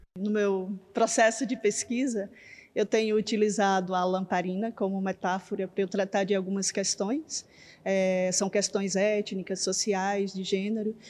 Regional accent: interior of Bahia, Brazil; moved away; eu sou do interior da Bahia, é, eu cresci numa região que na minha infância não tinha energia elétrica

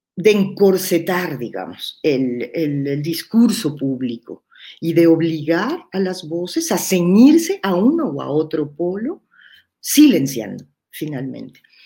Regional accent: Mexico; dos compañeras que somos mexicanas

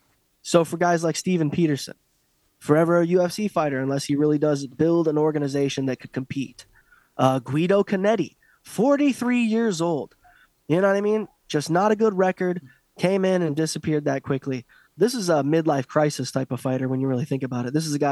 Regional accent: Ireland; And I'm Irish, but I want to talk about this.

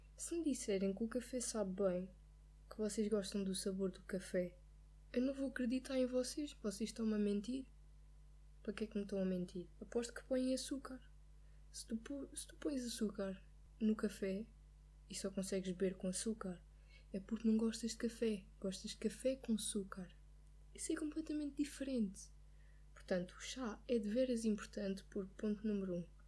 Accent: Lisbon, Portugal; eu sou de Lisboa, eu, já, eu conduzo em Lisboa

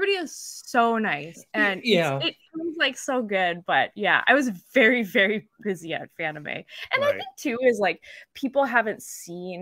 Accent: northern British Columbia, Canada; now in Vancouver, Canada; I'm from northern British Columbia

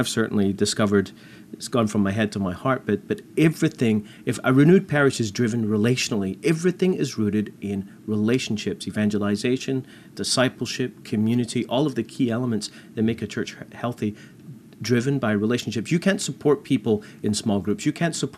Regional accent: Canada; I'm not American, I'm Canadian

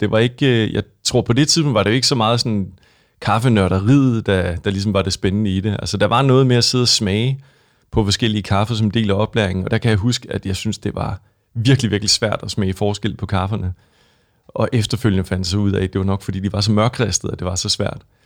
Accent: West Jutland, Central Denmark Region, Denmark; also born or lived in United States / London, United Kingdom; now in Copenhagen, Denmark; jeg voksede op i, øh, Vestjylland

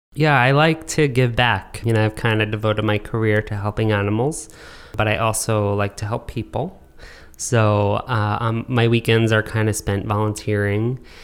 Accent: New York, United States; growing up in New York

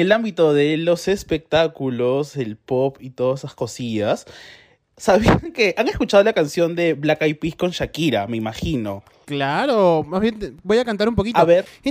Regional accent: Peru; como peruano

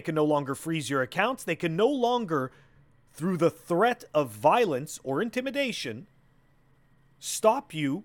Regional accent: Canada; I'm from Canada

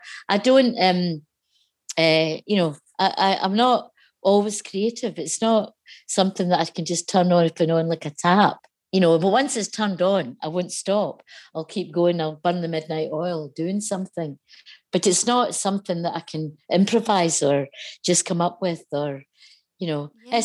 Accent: Lanarkshire, north of Motherwell, Scotland, United Kingdom; I grew up, but north of Motherwell, so not far from where this line goes

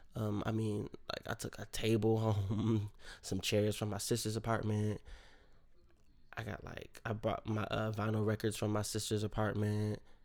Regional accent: Rochester, New York, United States; moved away; my hometown of Rochester, New York

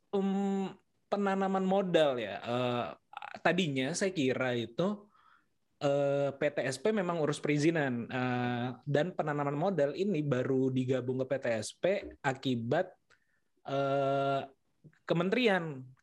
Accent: West Sumatra, Indonesia; moved away; Saya tuh lahir di desa, jadi di sana uh, dari Sumatera Barat.

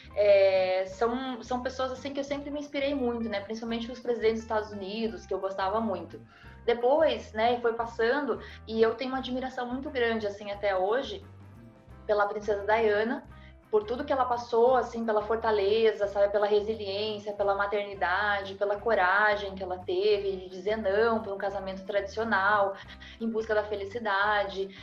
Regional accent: Rio Grande do Sul, Brazil; also born or lived in Curitiba, Paraná; eu sou paranaense, eu sou curitibana, criada no Rio Grande do Sul

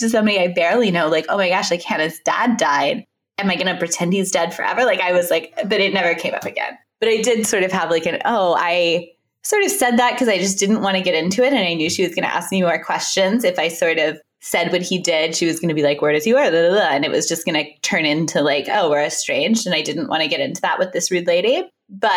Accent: Texas, United States; now in New York, United States; I'm from Texas

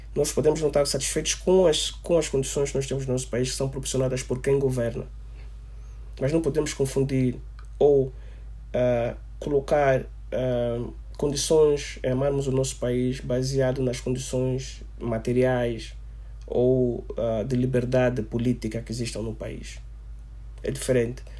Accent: Angola; o nosso amor, a nossa autoestima enquanto angolanos

